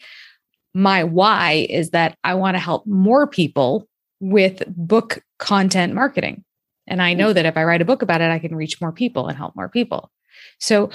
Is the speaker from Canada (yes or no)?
yes; Canada; I grew up in Canada